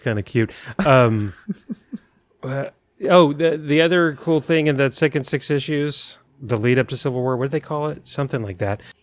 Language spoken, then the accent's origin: English; San Antonio, Texas, United States; I grew up in San Antonio